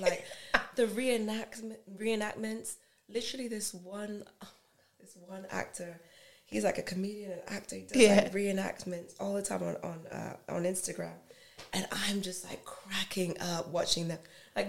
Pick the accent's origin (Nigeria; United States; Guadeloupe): Nigeria; And I'm going to say it because I'm Nigerian.